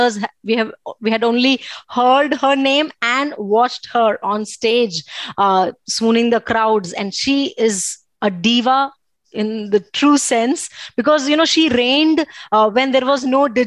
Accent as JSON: {"language": "English", "town": "Bhuj", "region": "Gujarat", "country": "India", "tie": "born or raised there", "moved": "yes", "said": "I am right now in my hometown Bhuj"}